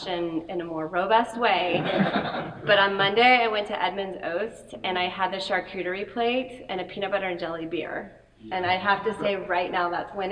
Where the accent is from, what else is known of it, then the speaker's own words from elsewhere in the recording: New Orleans, Louisiana, United States; moved away; I was born in New Orleans